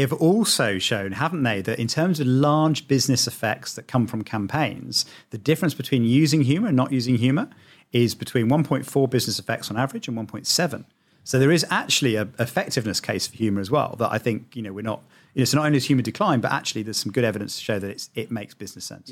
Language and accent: English; United Kingdom; I'm British